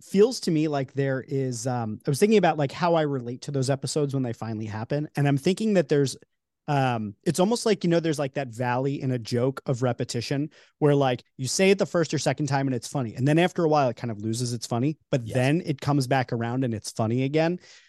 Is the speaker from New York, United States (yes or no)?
yes; New York, United States; I'm from New York, so you know that's like a big one for me.